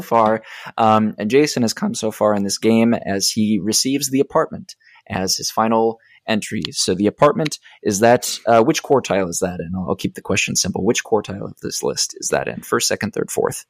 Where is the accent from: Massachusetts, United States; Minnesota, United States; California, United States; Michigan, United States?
Minnesota, United States; Rochester; moved away; my hometown